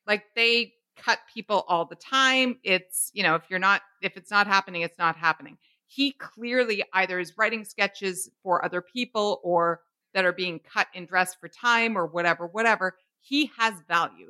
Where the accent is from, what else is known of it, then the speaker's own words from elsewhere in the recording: Canada; We're Canadian